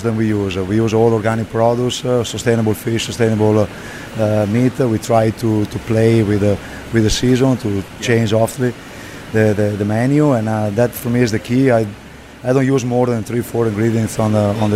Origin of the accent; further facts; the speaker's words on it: Bassano del Grappa, Veneto, Italy; moved away as an adult; also born or lived in Jesolo, Italy; now in San Mateo, United States; I grew up in Bassano del Grappa. I was born in Bassano del Grappa, an hour from Venice in the inland